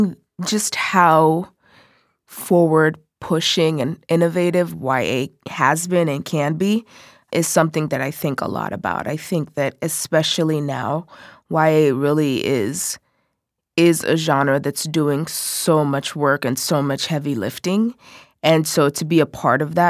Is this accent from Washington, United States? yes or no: yes; Seattle, Washington, United States; also born or lived in Nigeria; I am originally from Nigeria, but I've lived in Seattle the majority of my life